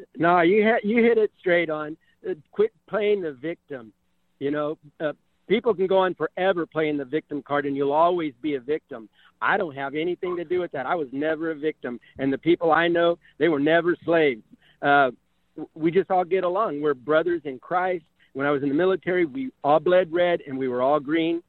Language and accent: English; Stockton, California, United States; also born or lived in Modesto, California / San Diego, California; I grew up in Stockton in Modesto area in California for 61 years, predominantly Stockton